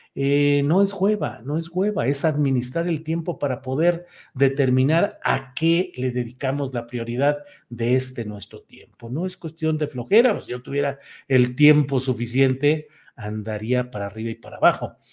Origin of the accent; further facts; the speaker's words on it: Torreón, Coahuila, Mexico; moved away; mi querida ciudad natal